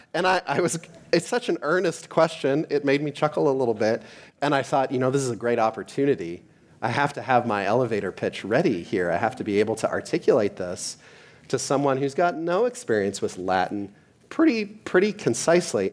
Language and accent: English; Canada; moved away; I am from Canada